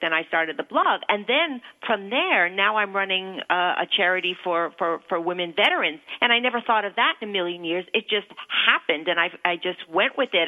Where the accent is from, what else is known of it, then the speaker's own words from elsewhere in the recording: Toronto, Ontario, Canada; moved away as an adult; also born or lived in New York City; I was uh, born in Toronto. Um, still have family in Toronto, but I left for the for New York City when I was 19. But uh, I can say it's my hometown